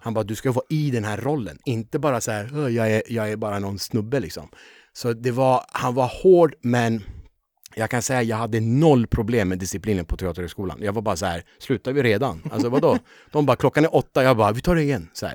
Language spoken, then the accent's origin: Swedish; Upplands Väsby, Stockholm County, Sweden; also born or lived in Tehran, Iran; jag växte också väldigt, med väldigt många finnar. Mm. Eh, Väsby är ju en sån där väldigt många eh, fin, ja. finnar kom